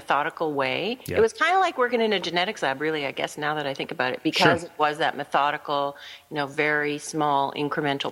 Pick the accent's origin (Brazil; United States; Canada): Canada; we're Canadian